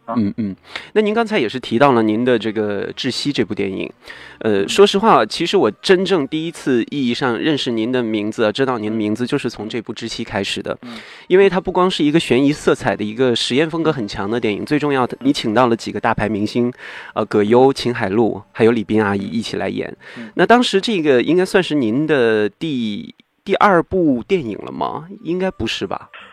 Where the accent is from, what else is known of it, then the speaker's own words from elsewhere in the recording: Northeast China, China; 我就是个东北人了